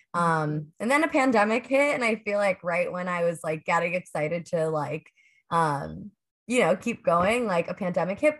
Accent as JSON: {"language": "English", "town": "Pittsburgh", "region": "Pennsylvania", "country": "United States", "tie": "born or raised there", "moved": "yes", "said": "I grew up in Pittsburgh"}